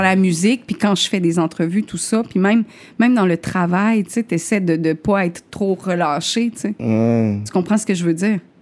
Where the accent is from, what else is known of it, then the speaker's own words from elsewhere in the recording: Chibougamau, Quebec, Canada; also born or lived in Limoilou, Quebec City; now in Quebec City, Canada; je viens de Chibougamau